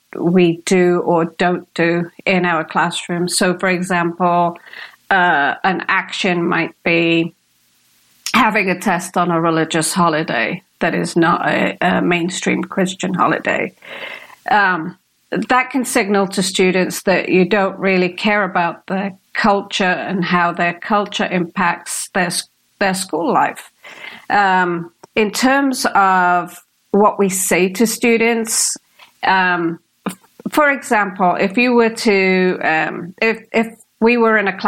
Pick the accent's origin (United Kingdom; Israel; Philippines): United Kingdom; accent: British; You're going to expect the Indian accent because I am of Indian origin. And so when I come out with this British accent